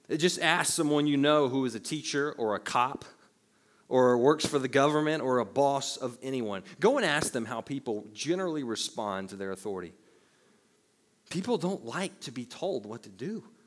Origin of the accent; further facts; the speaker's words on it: the Bible Belt, United States; growing up in the Bible Belt